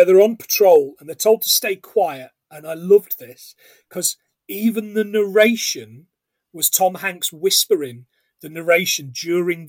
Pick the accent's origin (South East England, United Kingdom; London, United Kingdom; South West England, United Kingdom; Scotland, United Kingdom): Scotland, United Kingdom; We are a Scottish podcast